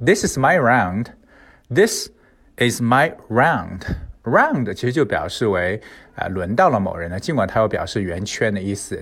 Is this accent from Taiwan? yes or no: no; China; 我们中国人吃饭的时候